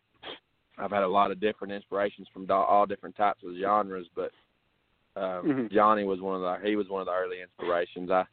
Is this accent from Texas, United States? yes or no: yes; Marshall, Texas, United States; I'm from Marshall, Texas, which is it's a small little town in East Texas. All growing up, I played baseball